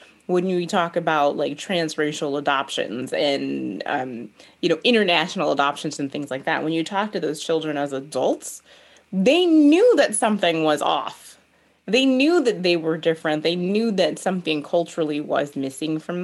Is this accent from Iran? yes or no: no; United States; I'm an American. I'm a Black American.